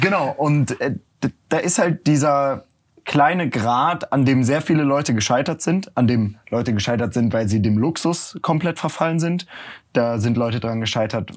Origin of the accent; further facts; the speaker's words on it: near Cologne, North Rhine-Westphalia, Germany; moved away as an adult; also born or lived in Berlin; dann bin ich nach Köln gegangen oder auch zurück in die Heimat. Ich komme aus der Nähe von Köln